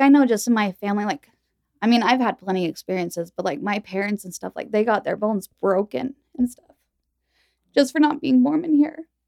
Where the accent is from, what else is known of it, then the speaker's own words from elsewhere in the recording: Utah, United States; also born or lived in Texas; I was born in Utah, and my parents were, you know, raised here